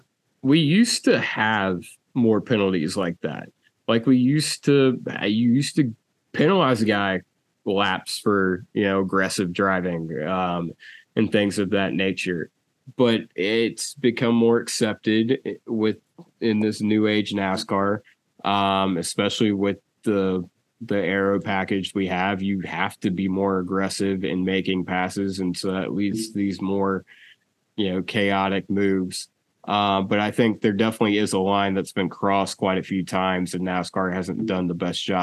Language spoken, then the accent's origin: English; Southern United States, United States; And being a Southerner myself